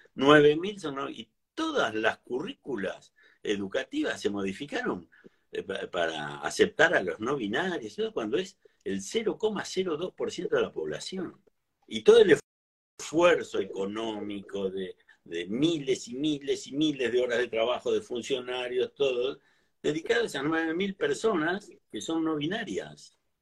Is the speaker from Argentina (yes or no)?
yes; Mar del Plata, Buenos Aires Province, Argentina; yo nací en Mar del Plata y toda la vida hice lo mismo? Trabajé acá, yo hice... Siempre, salvo cuando estudié en La Plata, después siempre viví acá